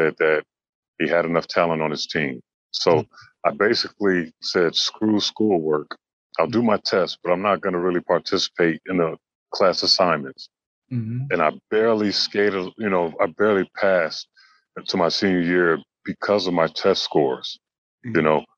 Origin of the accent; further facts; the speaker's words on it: Los Angeles, California, United States; also born or lived in Hartford, Connecticut; growing up in Los Angeles, it was a Laker town